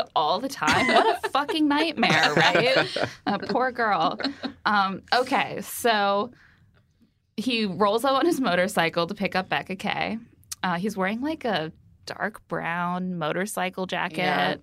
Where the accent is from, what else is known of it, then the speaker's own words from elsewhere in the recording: South Bend, Indiana, United States; growing up in Indiana